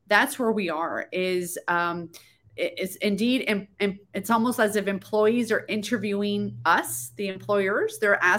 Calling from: El Paso, Texas, United States; I am in El Paso, Texas, far west Texas.

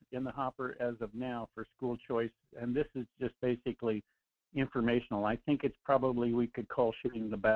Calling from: Anchorage, Alaska, United States; calling from Anchorage.

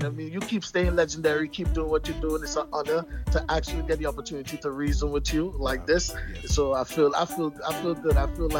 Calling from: Chicago, Illinois, United States; I'm actually in the United States. {S7} Wow. {S20} Chicago, to be exact.

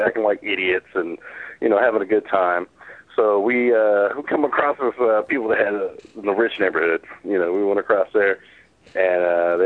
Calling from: Anchorage, Alaska, United States; I'm calling from Alaska, Anchorage area

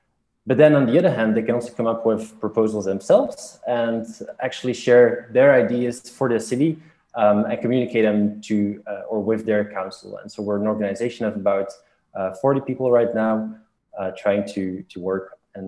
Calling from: Brussels, Brussels-Capital Region, Belgium; I'm calling from Brussels here.

